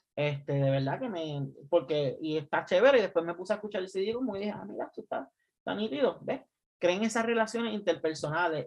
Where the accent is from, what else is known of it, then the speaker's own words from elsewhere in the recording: Puerto Rico; now in United States; nosotros salimos de Puerto Rico.